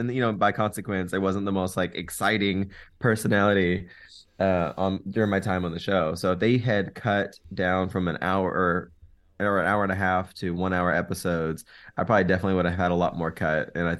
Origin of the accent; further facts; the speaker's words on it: Arkansas, United States; now in Las Vegas, United States; I grew up in Arkansas. I didn't get a chance to really see much of the world. I never even was on a plane before, and now I live in Vegas, so I'm very thankful for the opportunity to get out of Arkansas.